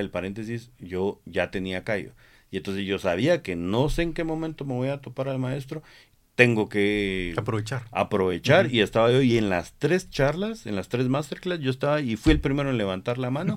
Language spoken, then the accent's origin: Spanish; Guatemala; nosotros somos eh, guatemaltecos